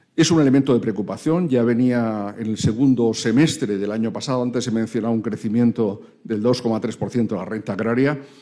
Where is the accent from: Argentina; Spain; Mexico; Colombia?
Spain; como españoles y como europeos